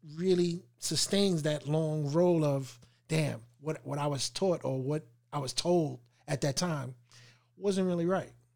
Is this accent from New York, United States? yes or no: yes; New York, United States; we're from New York